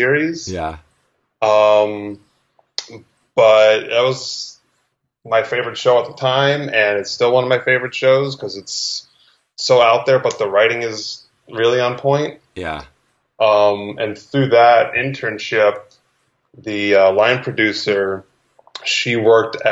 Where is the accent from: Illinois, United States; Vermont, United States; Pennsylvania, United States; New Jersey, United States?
New Jersey, United States; moved away as an adult; also born or lived in New York; now in Los Angeles, United States; I am originally from Jersey